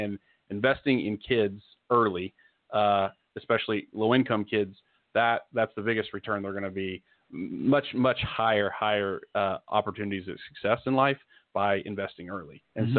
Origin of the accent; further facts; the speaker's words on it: Tulsa, Oklahoma, United States; I'm born and raised in Tulsa.